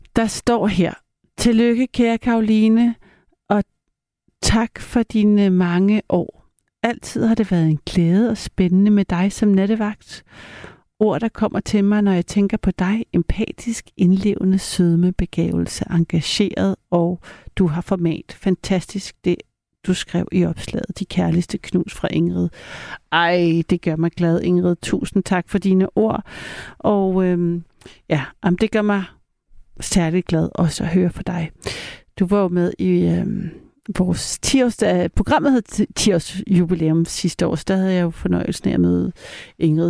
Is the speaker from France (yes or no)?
yes; Paris, Île-de-France, France; now in Denmark; jeg er jo halv fransk, og jeg er jo døbt i Frankrig. Og min papa, som er fransk, og jeg er født i Paris